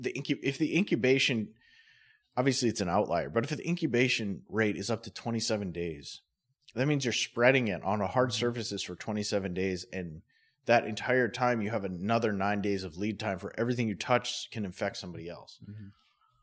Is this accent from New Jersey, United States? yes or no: no; Grand Forks, North Dakota, United States; I'm not from fucking Minot. Oh, I'm from Grand Forks.